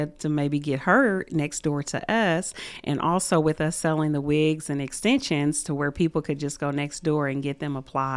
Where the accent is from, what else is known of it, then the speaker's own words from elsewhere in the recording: Muncie, Indiana, United States; I was born and raised here in Muncie, Indiana